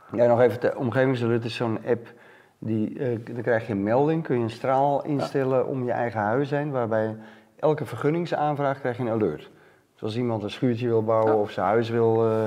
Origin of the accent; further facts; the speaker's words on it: Amsterdam, North Holland, Netherlands; ik ben een gewoon Amsterdammer